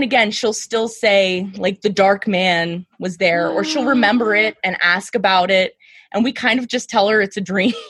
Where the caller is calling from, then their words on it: Harrisburg, Pennsylvania, United States; Pennsylvania, Harrisburg.